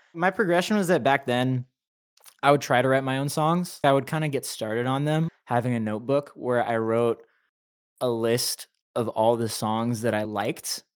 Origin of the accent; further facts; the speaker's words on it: Anaheim, California, United States; moved away as an adult; now in Los Angeles, United States; I was, you know, raised in Anaheim, Orange